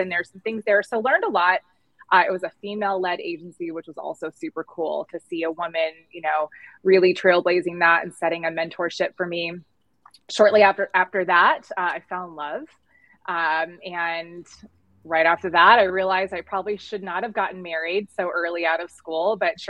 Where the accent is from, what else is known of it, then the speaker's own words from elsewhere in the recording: California, United States; moved away as an adult; also born or lived in Arizona; now in Phoenix, United States; Born and raised in California